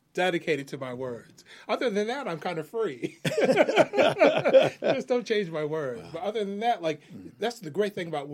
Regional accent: Binghamton, New York, United States; my hometown of Binghamton

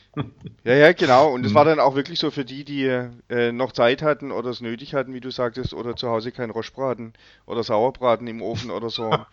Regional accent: Löwenstein Hills, Baden-Württemberg, Germany; ich bin ja in den Löwensteiner Bergen aufgewachsen

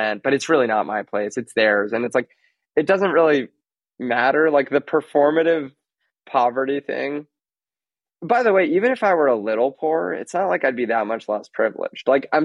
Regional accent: New York City, New York, United States; I grew up in Manhattan and that it was on the Upper East Side

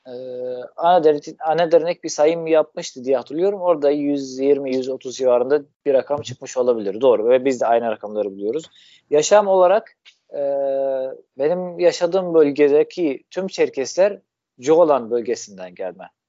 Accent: Damascus, Damascus Governorate, Syria; Turkish is a second language; moved away as an adult; also born or lived in Mersin, Turkey; now in Adana, Turkey; Şam'da doğdum. Orada büyüdüm. 18 ee, yaşıma kadar orada yaşıyordum.

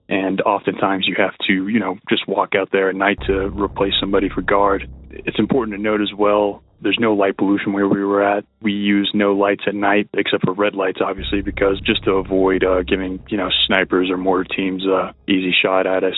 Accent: Texas, United States; now in Boulder, United States; I'm from Texas. I'm currently residing in Colorado in the Boulder area.

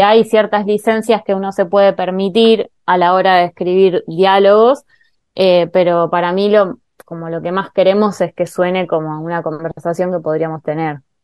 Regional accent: Argentina; me identifico claramente como argentina y latinoamericana

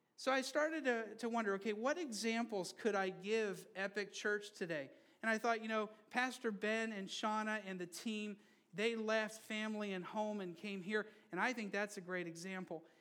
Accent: Brazil; moved away; I grew up in Brazil. And I grew up under a military government for a while

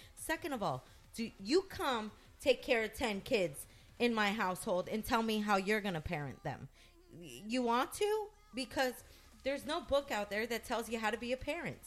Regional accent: United States; I'm an American woman

